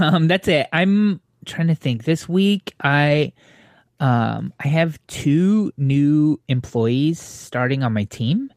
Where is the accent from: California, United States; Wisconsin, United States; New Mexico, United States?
California, United States; Southern; growing up in Southern California